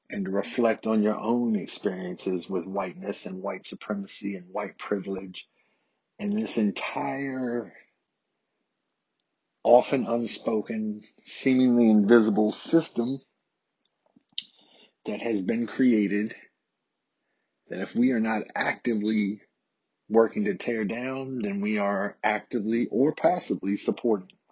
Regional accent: the South, United States; as a white adult male born and raised in the South about my experiences with being socialized into a world that's dominated by white supremacy and dominated by systemic racism.

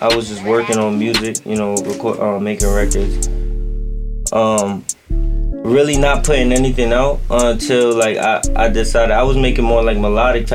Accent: New York City, New York, United States; I'm from Queens, New York, South Side, to be exact.

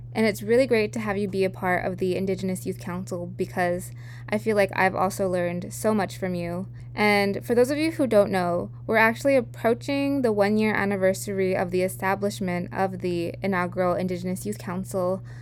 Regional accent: Santa Clara Pueblo, New Mexico, United States; moved away as an adult; now in California, United States; I'm from Hopo Winge, also known as Santa Clara Pueblo, located in northern New Mexico

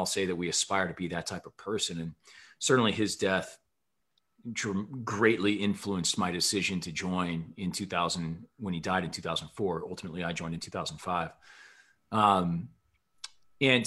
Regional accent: Bettendorf, Iowa, United States; born or raised there; moved away as an adult; also born or lived in Omaha, Nebraska / Wisconsin

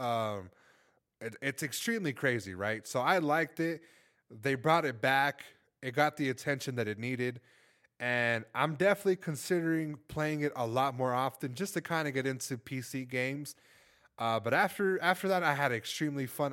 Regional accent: Los Angeles, California, United States; moved away; I'm from Los Angeles

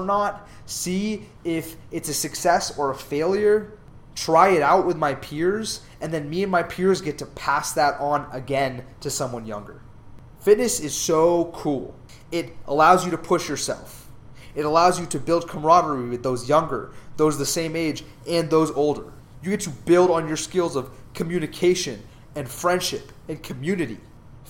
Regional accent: Southern California, United States; moved away as an adult; now in Dallas, United States; Growing up in Southern California

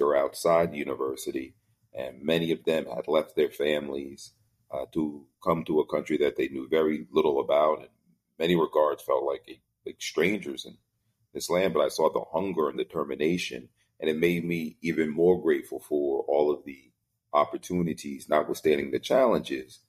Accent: central North New Jersey, United States; moved away as an adult; I grew up in the New York, New Jersey area, central North New Jersey, about 30 miles outside of New York City. And I lived there when I was born until I left to attend university

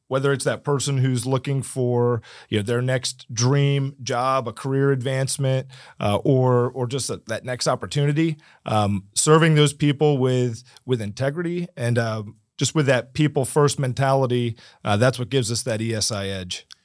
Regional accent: Martin County, Florida, United States; also born or lived in San Diego; I was born and raised in Martin County

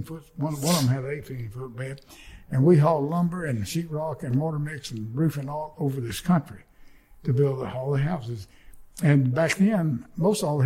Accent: Northwest Alabama, United States; born or raised there

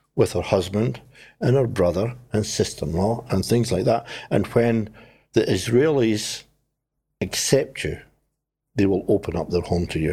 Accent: Scotland, United Kingdom; now in New Zealand; I am Scottish

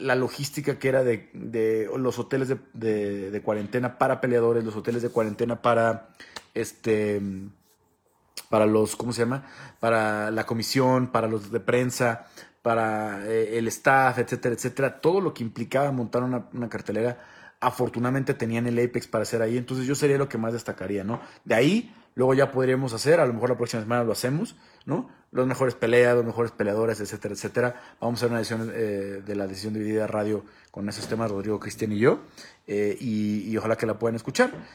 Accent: Mexico; como mexicanos

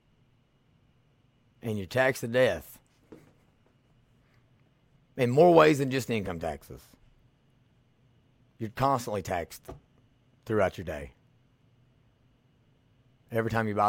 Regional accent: Millsboro, Kentucky, United States; moved away as an adult; also born or lived in Louisville, Kentucky; we moved back to my hometown, Millsboro, Kentucky

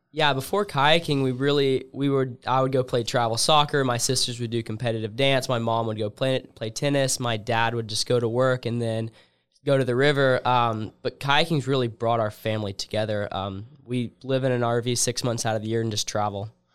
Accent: Columbus, Georgia, United States; my hometown

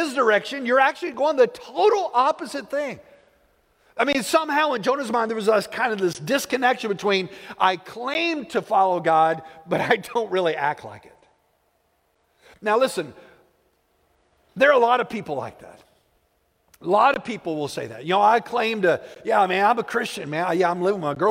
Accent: Plainview, United States; I grew up in Plainview

